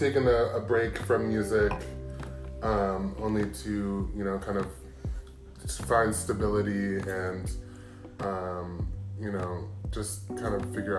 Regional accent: East Coast, United States; moved away as an adult; also born or lived in Los Angeles, United States; now in Oakland, United States; So I'm originally from the East Coast. I am a Taurus, as you said. No, I'm from the East Coast. I studied music. I was living

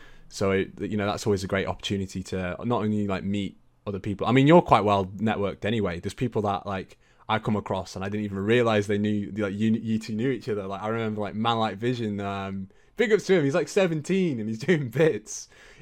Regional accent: North West England, United Kingdom; accent: Lancashire; I was up in Lancashire, which is where my accent was from. I used to live up there for a bit.

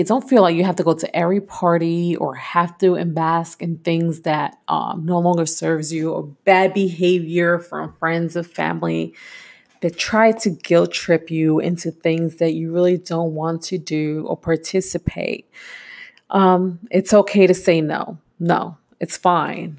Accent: New York, United States; moved away as an adult; I am from New York

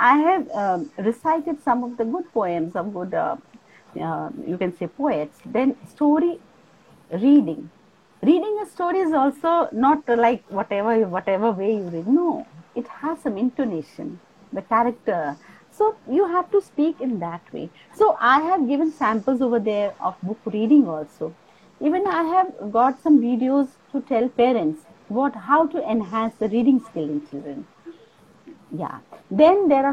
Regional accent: Kolkata, West Bengal, India; moved away; also born or lived in Assam; I was born and brought up in Kolkata

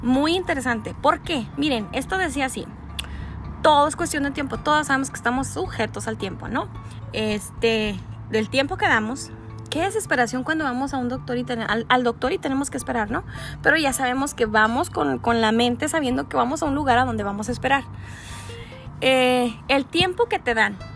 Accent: Ciudad Juárez, Chihuahua, Mexico; somos este, de Ciudad Juárez, Chihuahua

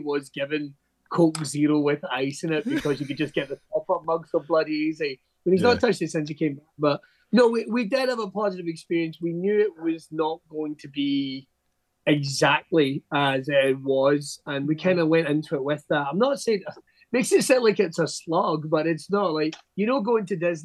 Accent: Scotland, United Kingdom; I'm Scottish

